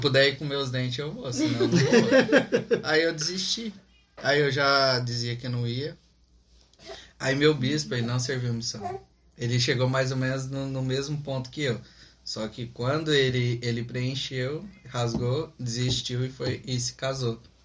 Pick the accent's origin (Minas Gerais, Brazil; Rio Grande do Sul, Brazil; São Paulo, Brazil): São Paulo, Brazil; interior of; moved away; Somos do interior de São Paulo